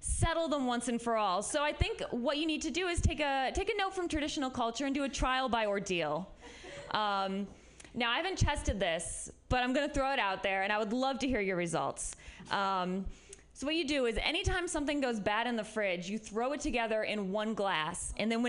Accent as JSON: {"language": "English", "region": "Midwest", "country": "United States", "moved": "yes", "lives_now": "San Francisco, United States", "said": "I'm from the Midwest"}